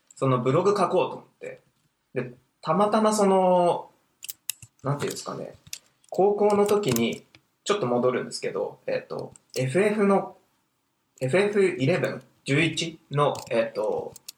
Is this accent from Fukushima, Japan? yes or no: yes; Fukushima, Japan; 僕福島出身なんですけども